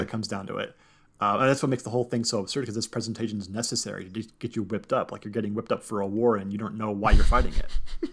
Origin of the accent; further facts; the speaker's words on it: Southern California, United States; growing up in Southern California